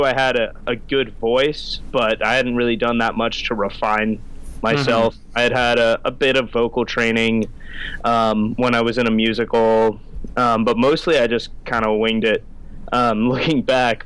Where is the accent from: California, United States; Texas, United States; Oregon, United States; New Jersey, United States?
California, United States; Northern; I'm from Northern California